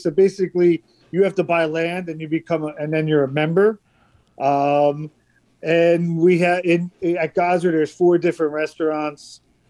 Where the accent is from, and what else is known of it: Asbury Park, New Jersey, United States; born or raised there